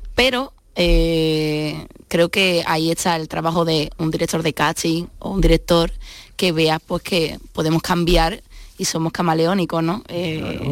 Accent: Seville, Andalusia, Spain; also born or lived in Madrid / Málaga; yo me crié con mi madre. Entonces, mi padre era guitarrista y, bueno, y es cordobés, y como buen cordobés, pues se quedó allí. Y, yo soy la única de todos mis hermanos que, vive en Sevilla, que se quedó en Sevilla

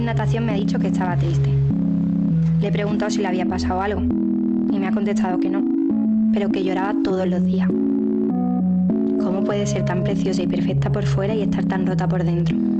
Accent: Seville, Andalusia, Spain; yo soy sevillano, yo he vivido siempre en Sevilla

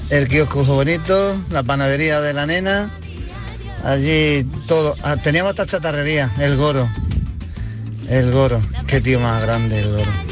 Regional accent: Granada, Andalusia, Spain; de Granada. Pues ojalá, ojalá, ojalá hubiera podido vivir donde, donde me crié, en el barrio, eh, allí en la calle Elvira, en la entrada por el arco

